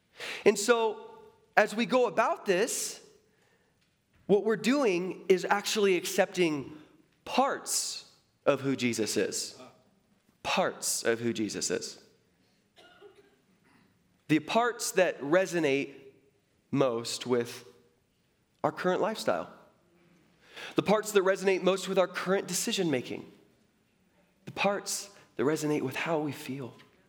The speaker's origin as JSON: {"language": "English", "town": "Seattle", "region": "Washington", "country": "United States", "tie": "born there", "said": "And I was born in Seattle."}